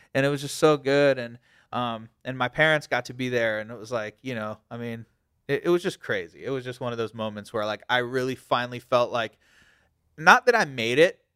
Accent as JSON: {"language": "English", "town": "Virginia Beach", "region": "Virginia", "country": "United States", "said": "I'm from Virginia Beach"}